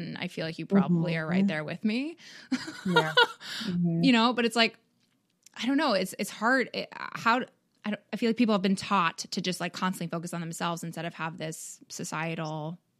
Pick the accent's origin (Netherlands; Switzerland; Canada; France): Canada; now in United States; Like I'm from Canada